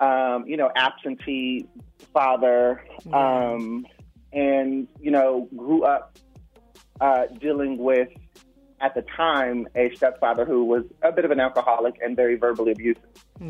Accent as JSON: {"language": "English", "town": "Los Angeles", "region": "California", "country": "United States", "tie": "born or raised there", "said": "I'm from Los Angeles. Like, I was born and raised in Los Angeles."}